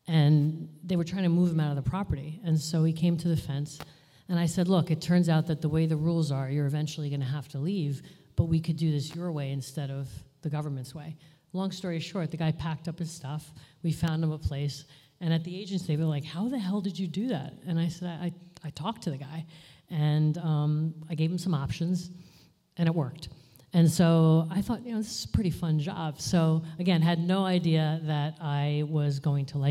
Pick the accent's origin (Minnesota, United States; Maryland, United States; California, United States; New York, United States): New York, United States; New York City; I was born in Queens, New York